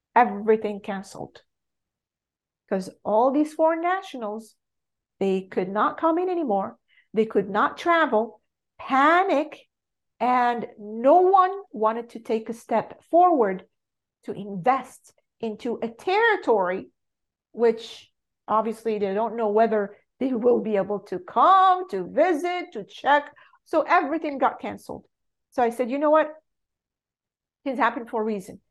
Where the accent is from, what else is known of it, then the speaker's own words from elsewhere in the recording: Morocco; English is a second language; moved away as an adult; I was born and raised in Morocco